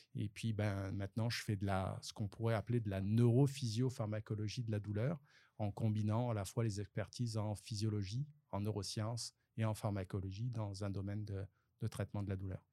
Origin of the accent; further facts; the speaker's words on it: France; accent: French; moved away as an adult; now in Sherbrooke, Canada; j'ai encore un accent français